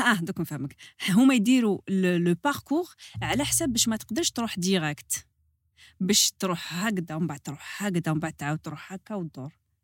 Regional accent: Algiers Province, Algeria; تربيت على البحر في الجي بلاج دونك حياتي كاع على بلاج

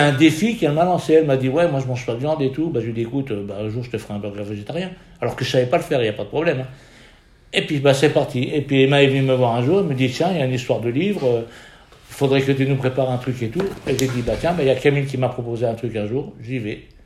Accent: Lorraine, Grand Est, France; on est Lorraine

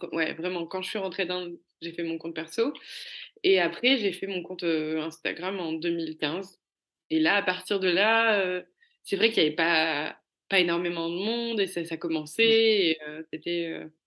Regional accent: Cannes, Provence-Alpes-Côte d'Azur, France; moved away; also born or lived in Paris; je venais de Cannes, j'avais grandi à Cannes et j'avais une vie de parisienne

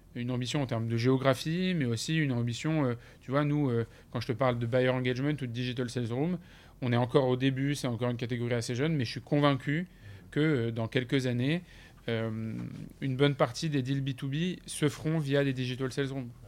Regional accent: France; on est des Français

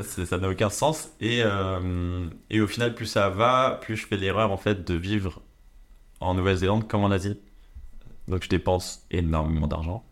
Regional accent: France; je suis français

